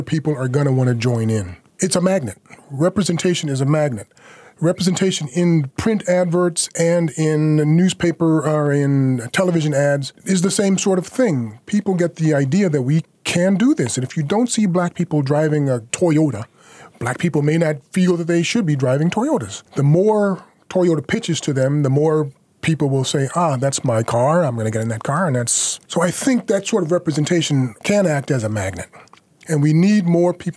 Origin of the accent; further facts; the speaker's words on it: United States; moved away as an adult; now in France; I'm an American. I was born here.